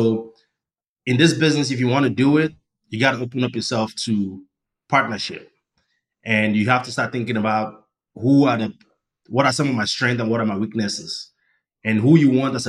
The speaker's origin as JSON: {"language": "English", "country": "Nigeria", "tie": "born or raised there", "moved": "as an adult", "lives_now": "United States", "said": "I was born and raised in Nigeria. I came to the United States for grad school."}